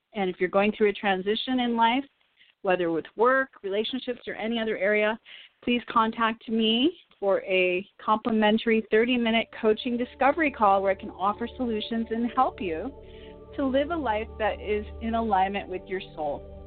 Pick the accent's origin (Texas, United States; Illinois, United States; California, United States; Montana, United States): Illinois, United States; now in Los Angeles, United States; I'm from Illinois. My parents live in Woodstock. Illinois, little tiny town